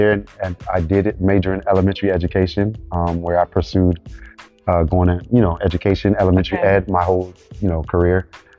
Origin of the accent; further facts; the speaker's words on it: Miami, Florida, United States; born there; now in Orlando, United States; I am Haitian American. {S0} Okay. {S1} Born in Miami, Florida. And then I've been in the Orlando area about 10 years.